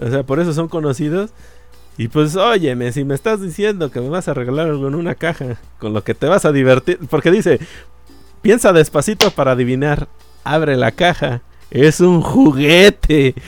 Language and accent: Spanish; Mexico; en México tenemos sheriff